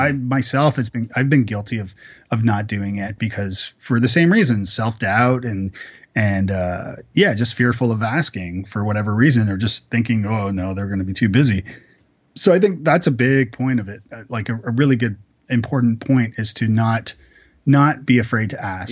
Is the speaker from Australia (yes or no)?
no; Canada; now in Nashville, United States; I'm actually Canadian